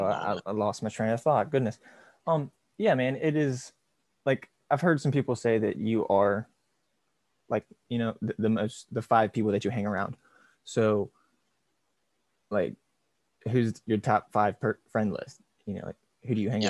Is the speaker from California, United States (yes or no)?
no; Romney, West Virginia, United States; I grew up here in Romney. It's yep. a small town in West Virginia.